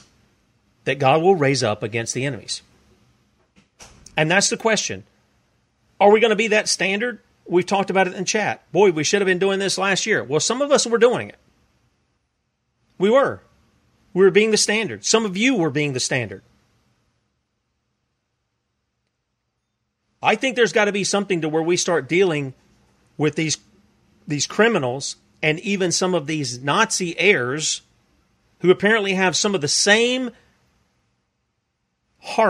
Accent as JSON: {"language": "English", "region": "South Carolina", "country": "United States", "said": "I come from the land of South Carolina. It's my country."}